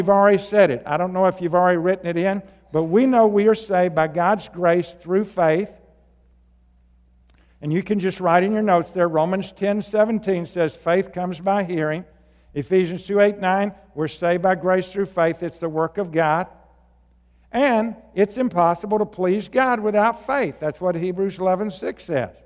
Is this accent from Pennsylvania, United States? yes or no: no; Arkansas, United States; moved away; also born or lived in Washington; I grew up in Arkansas, and they said it one way, and then when I got to Washington, they said it another way